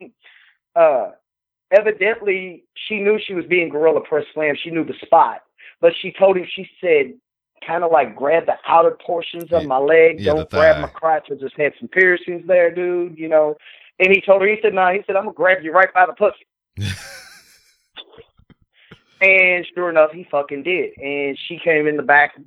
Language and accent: English; Louisville, Kentucky, United States; speaking as a Louisvillian